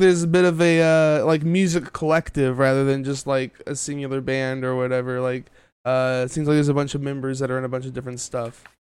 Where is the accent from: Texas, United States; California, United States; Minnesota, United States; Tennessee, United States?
Texas, United States; I'm a fellow Texan here.